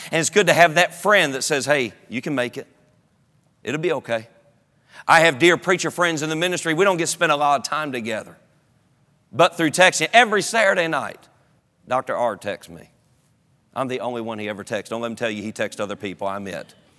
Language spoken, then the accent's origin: English; North Carolina, United States; also born or lived in Durham, North Carolina; I'm from North Carolina